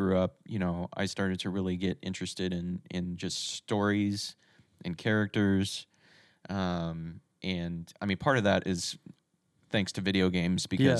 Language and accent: English; Texas, United States; I'm originally from Texas, so gotcha. This was started off in Dallas.